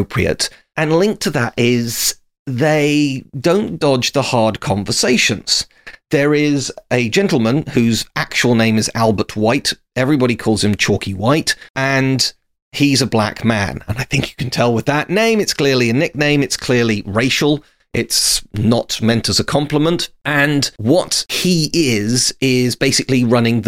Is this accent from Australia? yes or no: no; United Kingdom; as a Brit